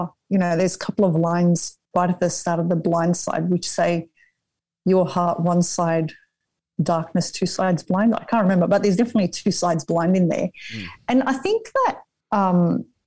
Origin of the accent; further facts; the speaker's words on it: Sydney, New South Wales, Australia; I'm from Western Sydney, and it's the area I consider to be home.